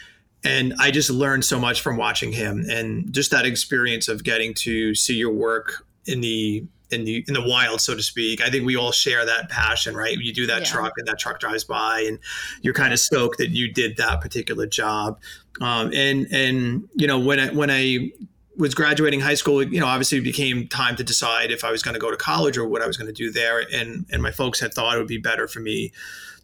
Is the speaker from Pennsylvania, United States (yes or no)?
no; New York City, New York, United States; accent: New York; I knocked on every sign company door in Staten Island